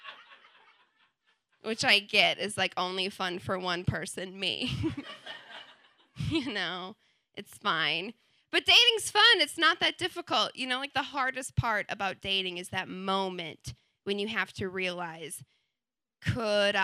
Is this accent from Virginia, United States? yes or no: no; Wisconsin, United States; moved away as an adult; also born or lived in New Zealand; born and raised in Wisconsin from a very Catholic family